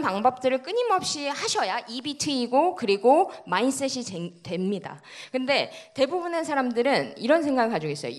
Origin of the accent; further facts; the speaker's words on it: Cheongju, North Chungcheong, South Korea; 청주에서 태어났습니다.